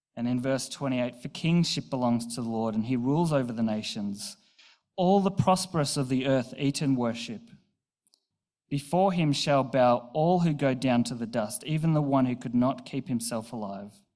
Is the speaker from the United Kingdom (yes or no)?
no; Newcastle, New South Wales, Australia; also born or lived in Bathurst; I was moving from Newcastle to Bathurst uh, for uni. So I was 18, fresh out of home